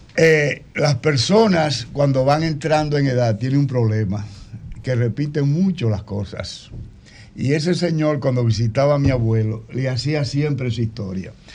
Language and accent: Spanish; Baní, Peravia, Dominican Republic; Yo soy nacido y criado en Baní, a una cuadra y media del parque